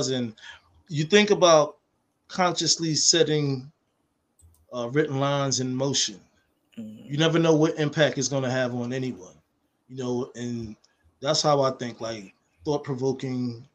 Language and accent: English; New York City, New York, United States; I'm from Manhattanville Projects, 131st in Amsterdam